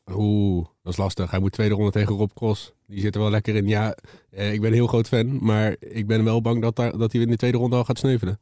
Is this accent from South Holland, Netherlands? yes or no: yes; The Hague, South Holland, Netherlands; als Hagenees